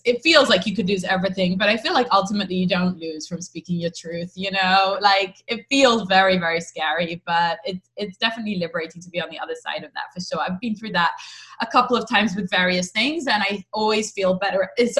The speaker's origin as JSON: {"language": "English", "region": "England", "country": "United Kingdom", "also_born_or_lived": "Israel", "lives_now": "United States", "said": "I'm from England, I'm from Israel, and I've lived in lots of different places."}